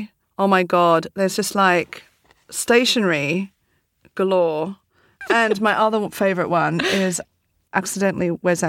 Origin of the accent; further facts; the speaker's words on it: Australia; moved away; I'm from Australia